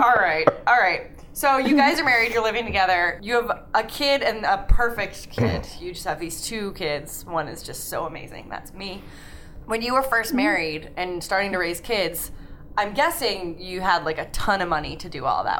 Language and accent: English; New Hampshire, United States; also born or lived in Pennsylvania; So I was 9 months old. So I obviously pretty much only remember growing up in New Hampshire.